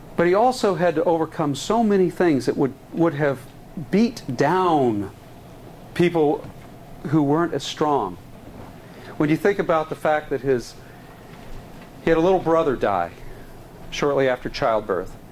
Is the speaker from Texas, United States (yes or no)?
yes; Texas, United States; I am a Texan and a Southerner in sensibilities, I was raised with a, a lot of um, anti Lincoln rhetoric growing up